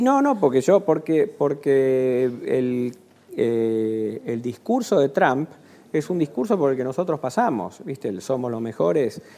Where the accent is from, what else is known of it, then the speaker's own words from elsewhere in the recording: Argentina; me siento argentino, ya viví mucho tiempo me reconozco como argentino